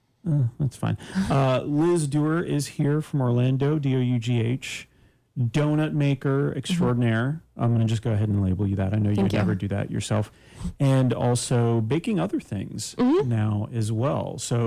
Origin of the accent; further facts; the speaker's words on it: Canada; Just so you know, I'm from Canada.